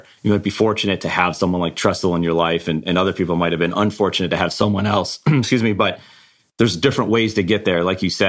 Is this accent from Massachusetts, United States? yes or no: no; Buffalo, New York, United States; I'm from Buffalo, New York.